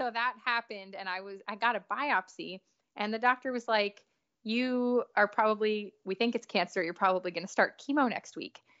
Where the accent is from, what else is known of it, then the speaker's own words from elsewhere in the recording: New York, United States; now in Nashville, United States; so you know I grew up in New York